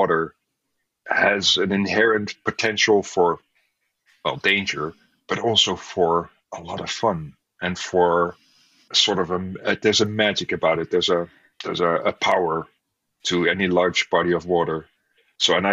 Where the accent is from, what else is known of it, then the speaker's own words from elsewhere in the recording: Netherlands; I grew up in the Netherlands, so water is always nearby